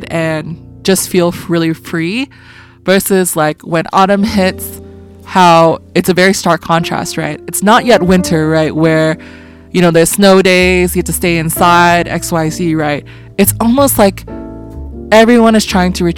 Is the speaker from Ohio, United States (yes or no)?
no; California, United States; also born or lived in Boston; growing up in California